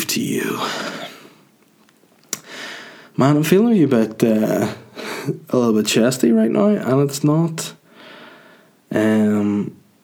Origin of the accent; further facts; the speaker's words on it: Holywood, Northern Ireland, United Kingdom; Hollywood, County Down, my hometown